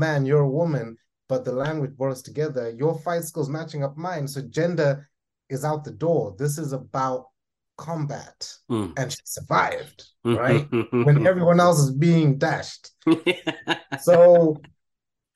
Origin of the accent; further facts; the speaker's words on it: Zimbabwe; I'm Zimbabwean. I come from Southern Africa, very proud of being an African born and bred individual